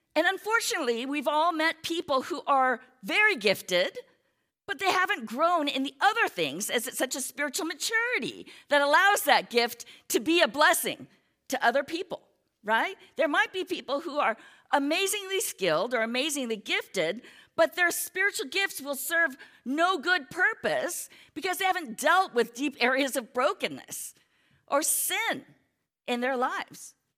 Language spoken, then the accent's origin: English; United States; we're American, many of us are Americans